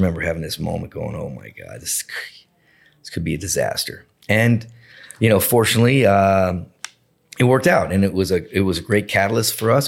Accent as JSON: {"language": "English", "town": "Boca Raton", "region": "Florida", "country": "United States", "tie": "born or raised there", "said": "I grew up in Boca Raton"}